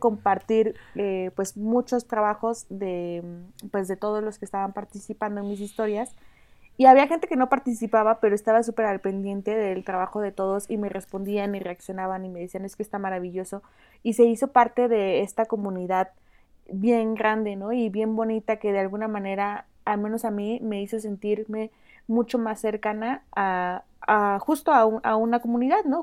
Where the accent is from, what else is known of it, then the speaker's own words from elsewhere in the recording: Oaxaca, Mexico; Yo soy originaria de Oaxaca